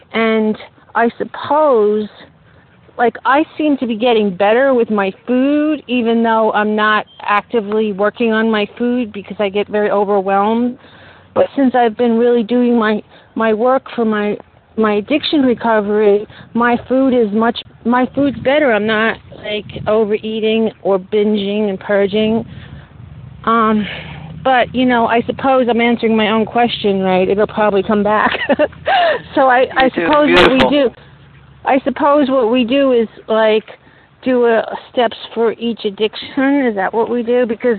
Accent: New York, United States; from Long Island.

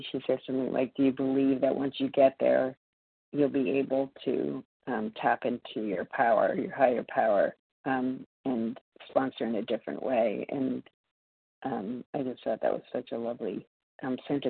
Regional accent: Massachusetts, United States; also born or lived in New York City; calling in from New York City this morning, but I'm from Massachusetts

